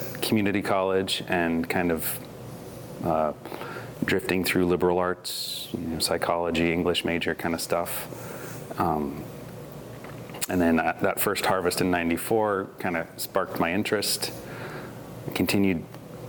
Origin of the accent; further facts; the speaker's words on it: McMinnville, Oregon, United States; growing up in McMinnville